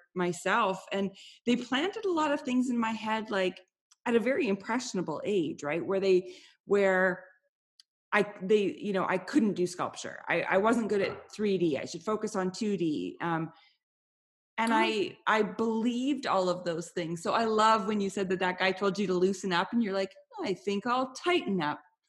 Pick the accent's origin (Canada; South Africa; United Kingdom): Canada; I'm Canadian